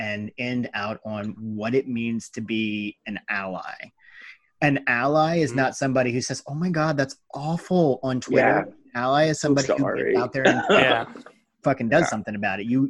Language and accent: English; United States; we're fucking American